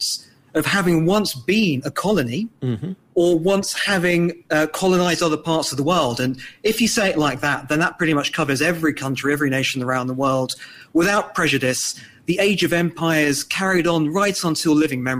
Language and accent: English; London, United Kingdom; I'm certainly very pleased to be British, as your listeners can tell from my accent, growing up in London